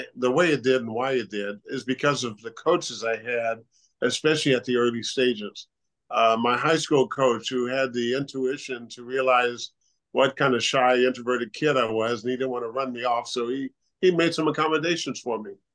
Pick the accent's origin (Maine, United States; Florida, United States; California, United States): California, United States; moved away as an adult; also born or lived in Pullman, Washington; growing up in California